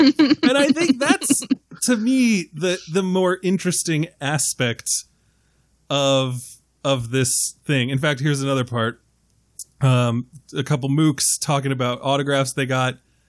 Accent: New York City, New York, United States; now in Washington, D.C., United States; I'm from Queens.

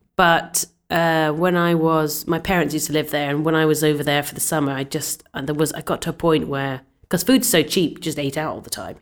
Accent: Scotland, United Kingdom; I'm Scottish

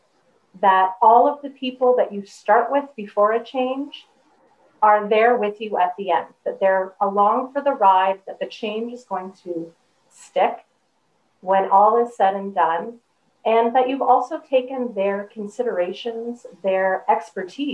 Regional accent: Canada; I'm also a Canadian.

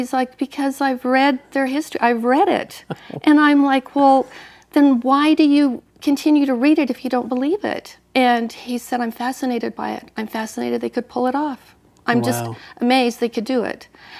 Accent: Bountiful, Utah, United States; also born or lived in Salt Lake City, Utah; I was born into the Mormon Church. Yeah. I was born in Salt Lake City and raised in Bountiful.

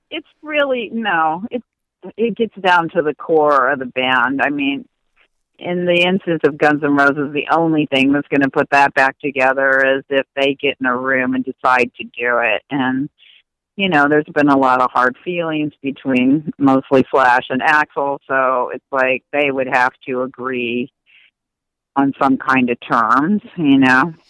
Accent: Indiana, United States; now in California, United States; I grew up in Indiana and moved to California

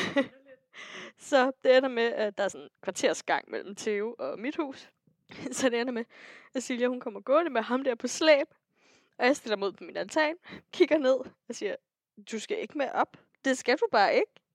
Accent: Næstved, Zealand, Denmark; Næstved, ja. hvor jeg kommer fra

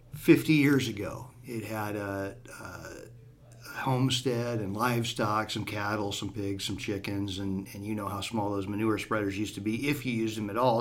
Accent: Southwest Iowa, United States; growing up in Southwest Iowa, we've got a lot of limestone roads

